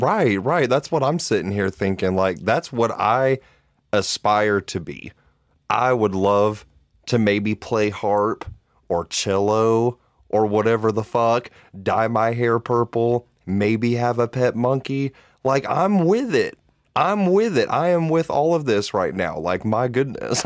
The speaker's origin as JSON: {"language": "English", "region": "Georgia", "country": "United States", "said": "We are from Georgia. That is our home state"}